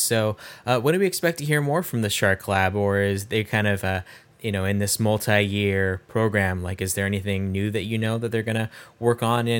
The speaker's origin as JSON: {"language": "English", "region": "Nebraska", "country": "United States", "said": "I'm from Nebraska, not from California, so more familiar with tornadoes than sharks."}